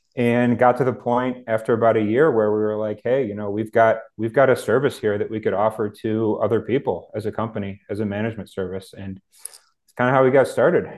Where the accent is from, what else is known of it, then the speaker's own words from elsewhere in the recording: Cleveland, Ohio, United States; I'm Cleveland born and raised, live in a suburb of Cleveland